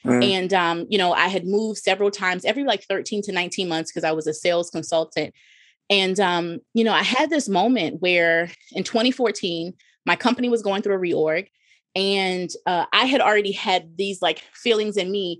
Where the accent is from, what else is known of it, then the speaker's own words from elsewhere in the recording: New Jersey, United States; moved away as an adult; also born or lived in Midwest; I'm from Jersey